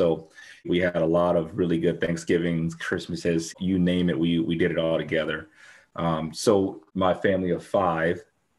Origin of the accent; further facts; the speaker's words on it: Milwaukee, Wisconsin, United States; also born or lived in Mankato, Minnesota / Stevens Point, Wisconsin; originally I was born and raised in Milwaukee. So about an hour, probably an hour and a half south of here. And initially, you know, leaving Milwaukee, you know, I came from a large family in Milwaukee